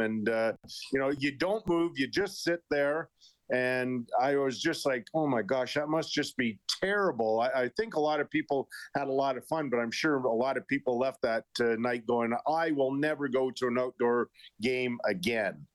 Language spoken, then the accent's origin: English; Edmonton, Alberta, Canada; growing up in Edmonton